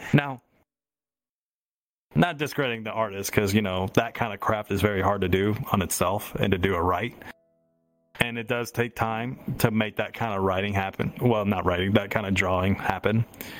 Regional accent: the South, United States; accent: southern; I'm adding my southern accent to poutine.

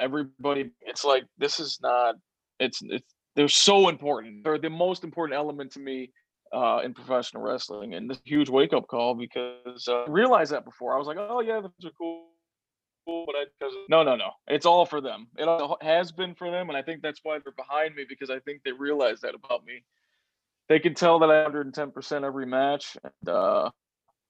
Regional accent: Chicago, Illinois, United States; It was my hometown

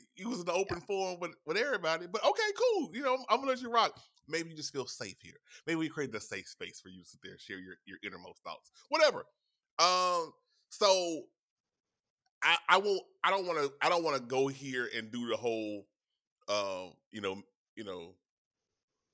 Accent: Louisiana, United States; I'm from Louisiana

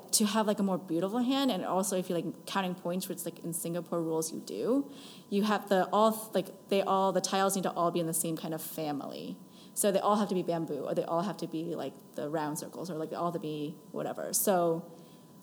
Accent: United States; American-born Chinese, which I am

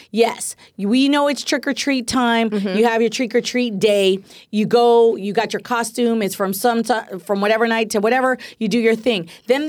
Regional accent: the Bay Area, California, United States; now in Los Angeles, United States; I'm from the Bay, and when I lived in the Bay

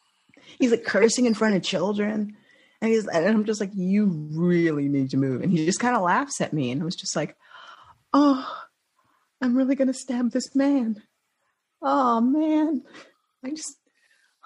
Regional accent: New York, United States; moved away; I'm from New York originally

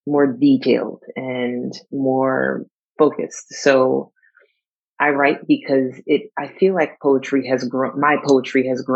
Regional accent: New York, United States; now in California, United States; I live in California right now, but I'm actually originally from New York

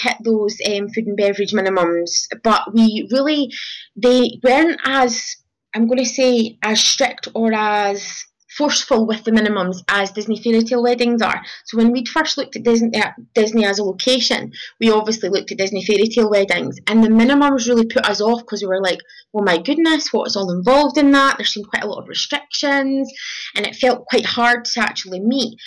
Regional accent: Scotland, United Kingdom; we're from Scotland in the UK

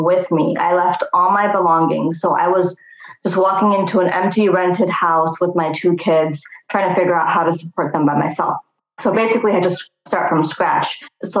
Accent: Chicago, Illinois, United States; Born and raised in Chicago.

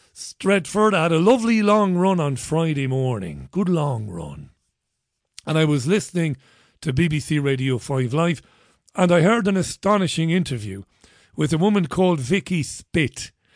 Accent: Ireland; I'm an Irishman

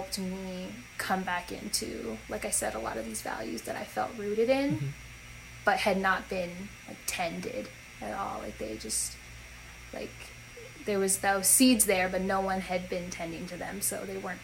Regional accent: North Dakota, United States; moved away as an adult; also born or lived in New Hampshire; so I was raised in North Dakota, lived in the same house my whole life

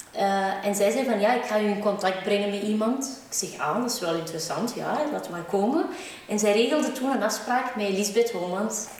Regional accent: Antwerp, Flanders, Belgium; Ik ben geboren in Antwerpen

